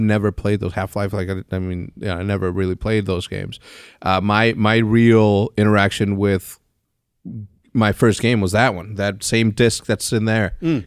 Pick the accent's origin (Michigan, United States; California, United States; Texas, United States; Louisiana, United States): Texas, United States; I was born in Texas